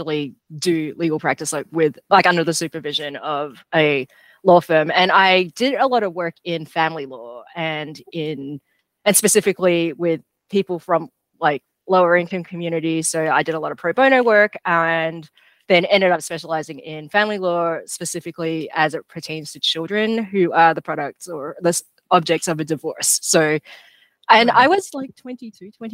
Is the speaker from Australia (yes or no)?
yes; Melbourne, Victoria, Australia; Yeah, I grew up in Melbourne